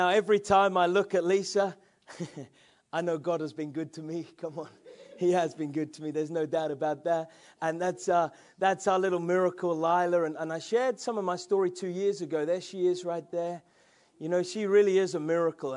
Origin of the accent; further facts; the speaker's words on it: England, United Kingdom; I'm an English man